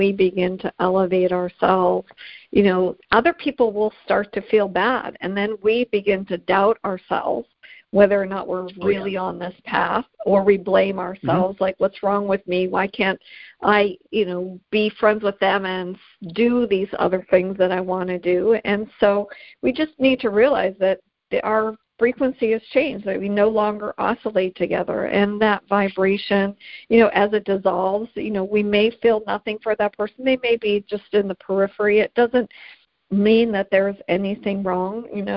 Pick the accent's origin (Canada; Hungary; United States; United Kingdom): Canada; I'm Canadian